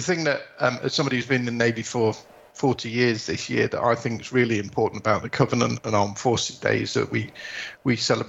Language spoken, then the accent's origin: English; Yorkshire and the Humber, United Kingdom; it's not just the Yorkshireman in me, but it's the Northerner in me